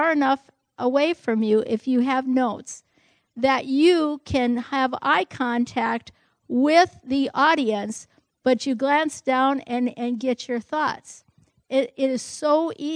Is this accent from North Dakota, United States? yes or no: yes; North Dakota, United States; I'm from North Dakota, German heritage.